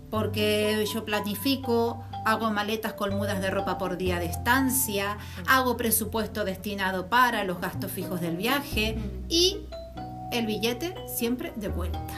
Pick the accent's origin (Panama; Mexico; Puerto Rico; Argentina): Argentina; born there; moved away; also born or lived in Canary Islands; Y te digo que siendo argentina